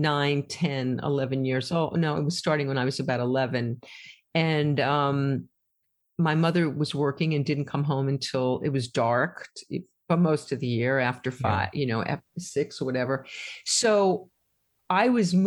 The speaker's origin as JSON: {"language": "English", "region": "New York", "country": "United States", "tie": "born or raised there", "said": "I grew up in New York in the late 50s and 60s"}